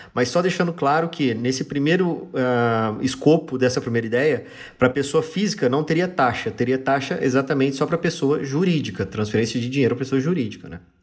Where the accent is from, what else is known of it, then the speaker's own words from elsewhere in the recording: interior of São Paulo state, Brazil; a gente do interior do, interior do, interior do interior do estado de São Paulo, a gente fala porta